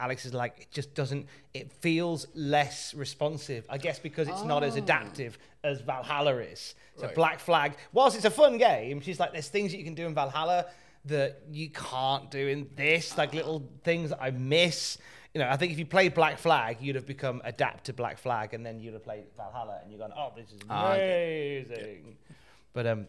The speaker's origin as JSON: {"language": "English", "country": "Australia", "said": "I'm an Australian."}